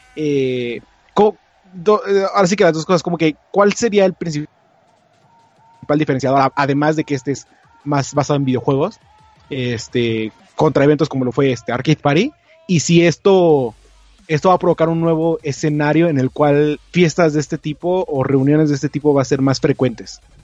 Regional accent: Mexico

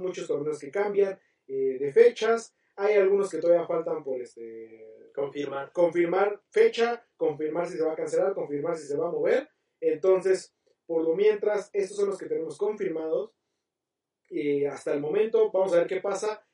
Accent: Mexico; como buenos mexicanos

